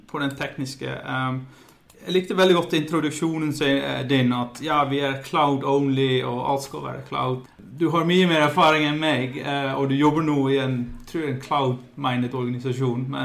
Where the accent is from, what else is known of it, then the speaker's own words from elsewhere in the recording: Netherlands; Norwegian is a second language; now in Voss, Norway; Jeg, eh, jeg er opprinnelig fra Nederland. Flyttet for ja, seks og et halvt år siden til en liten plass som heter Bostad på, på Vås.